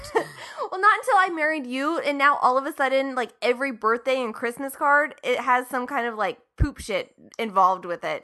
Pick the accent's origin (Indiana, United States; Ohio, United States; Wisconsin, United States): Ohio, United States; Marietta; my hometown of Marietta, Ohio